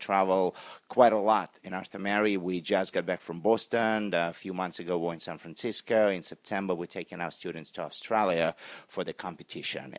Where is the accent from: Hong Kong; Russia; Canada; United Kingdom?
Russia; moved away as an adult; now in United States; was born and raised in Russia